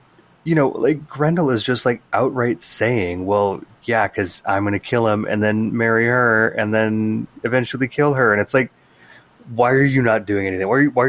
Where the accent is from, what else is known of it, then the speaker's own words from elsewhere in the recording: California, United States; being a Californian